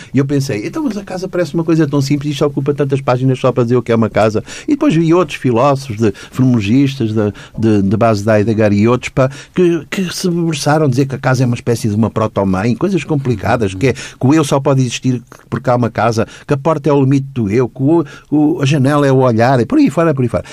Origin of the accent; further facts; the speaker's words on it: Lisbon, Portugal; nasci nos Anjos em 54, quando, fui, quando os meus paizinhos me levaram a batizar na Igreja dos Anjos